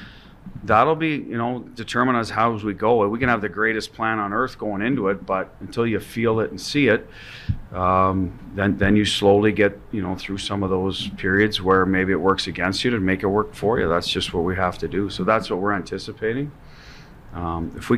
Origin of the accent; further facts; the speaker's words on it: Canada; Just a Canadian